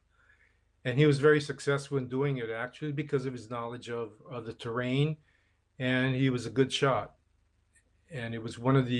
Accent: Oahu, Hawaii, United States; also born or lived in Guam; now in Maui, United States; I was born and raised in Hawaii on Oahu

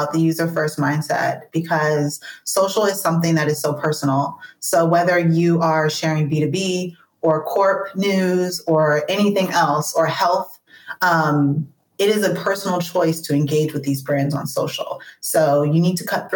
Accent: United States; moved away as an adult

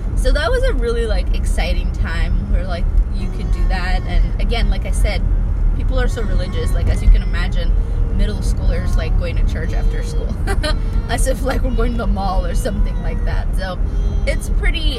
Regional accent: Ethiopia; moved away; when I was growing up in Ethiopia

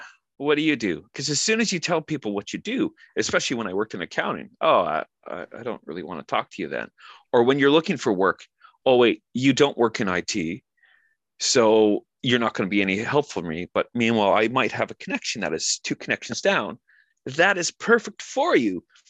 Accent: Canada; Being Canadian, we get asked all the time, are you American? And I'm like, no, I'm Canadian.

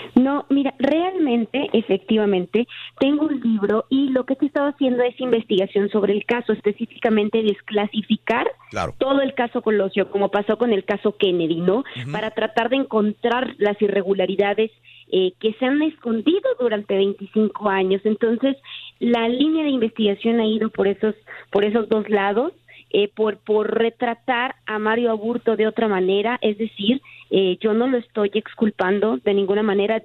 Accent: Tijuana, Baja California, Mexico; soy de Tijuana

